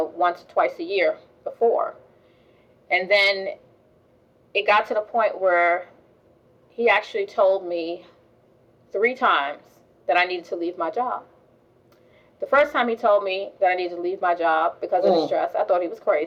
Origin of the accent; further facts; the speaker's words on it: New York, United States; I grew up in New York